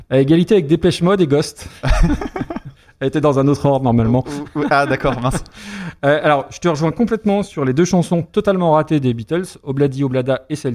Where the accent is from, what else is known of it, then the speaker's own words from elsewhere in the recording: Lyon, Auvergne-Rhône-Alpes, France; Je suis lyonnais.